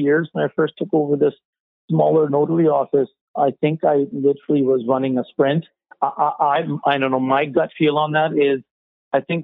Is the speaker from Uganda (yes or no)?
no; Yarrow, British Columbia, Canada; also born or lived in Abbotsford; growing up in Yarrow, moving to Abbotsford to a bigger city